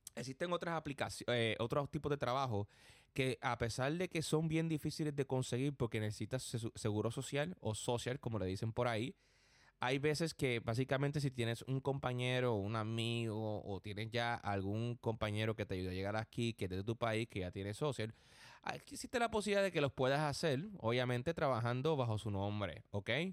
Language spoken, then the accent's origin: Spanish; Puerto Rico; now in New York, United States; Yo soy puertorriqueño